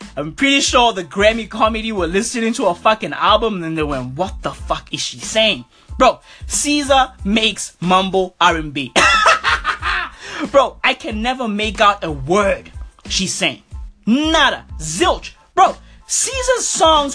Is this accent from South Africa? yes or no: yes; South Africa; I'm from South Africa. So, you know, I'm super proud to be from SA right now